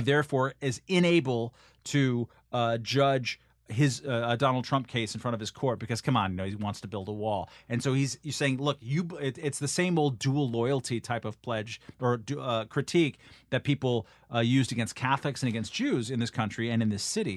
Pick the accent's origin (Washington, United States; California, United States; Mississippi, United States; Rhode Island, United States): California, United States; moved away as an adult; also born or lived in New York; I'm from California